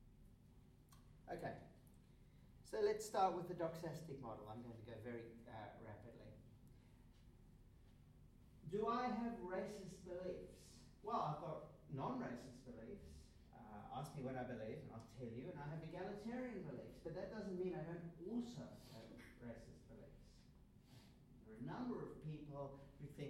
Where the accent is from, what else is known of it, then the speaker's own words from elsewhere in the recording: South Africa; I grew up in South Africa under apartheid